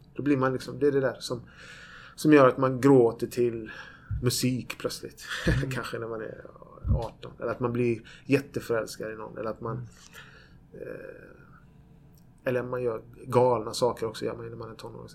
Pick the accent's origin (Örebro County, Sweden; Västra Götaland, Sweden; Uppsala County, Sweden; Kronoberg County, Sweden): Kronoberg County, Sweden; Växjö; moved away as an adult; also born or lived in Borås; now in Gothenburg, Sweden; Jag föddes i Borås, i Norrby i Borås, som var ett miljonprogramsområde i Borås. Vi bodde där i sju år. Sen flyttade vi till Växjö, där jag bodde i tio år.